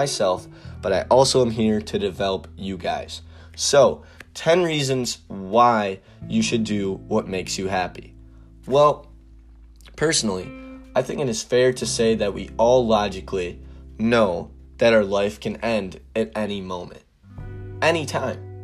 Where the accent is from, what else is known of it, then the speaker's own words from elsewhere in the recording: Wisconsin, United States; I'm from Wisconsin